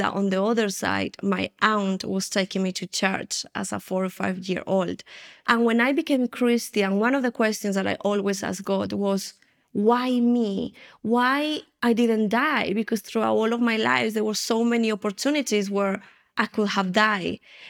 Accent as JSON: {"language": "English", "country": "Colombia", "tie": "born there", "said": "I was born here in Colombia, and my family, my grandmother, my mom, my great-grandmother, as far as we know, all of us, we were involved in the occultism."}